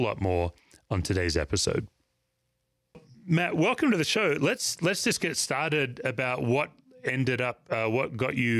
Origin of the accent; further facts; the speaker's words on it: Perth, Western Australia, Australia; moved away as an adult; now in United States; I grew up in Perth, Western Australia, and I've been living in the United States for 25, 27 years now